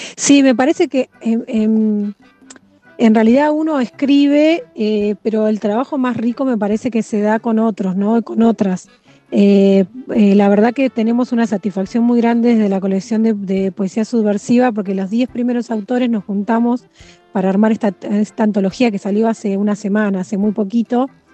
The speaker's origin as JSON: {"language": "Spanish", "town": "Mar del Plata", "region": "Buenos Aires Province", "country": "Argentina", "tie": "born or raised there", "also_born_or_lived": "Santa Clara del Mar", "said": "Nací en Mar del Plata, pero hace 16 años que vivo en Santa Clara del Mar"}